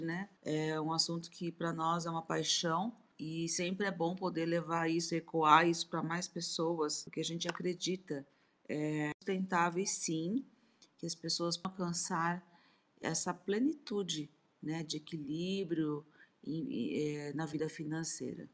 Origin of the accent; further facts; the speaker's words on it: Brazil; Sou brasileira, descendente nipônica